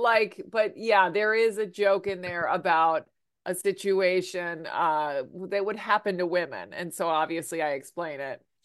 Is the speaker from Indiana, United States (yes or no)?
no; Virginia, United States; now in New York City, United States; I'm from Virginia